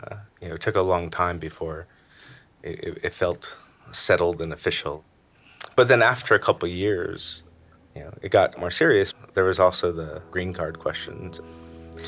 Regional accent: Stamford, Connecticut, United States; I'm from Stamford, Connecticut

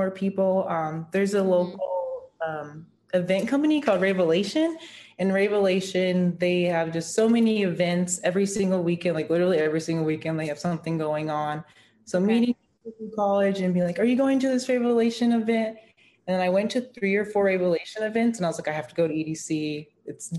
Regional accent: Las Vegas, Nevada, United States; growing up in Vegas, not being 21

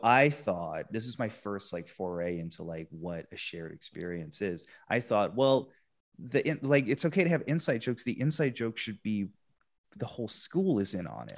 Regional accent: England, United Kingdom; moved away; also born or lived in Texas; I, I grew up in England. I, I'm, I'm British, half British, half Filipino

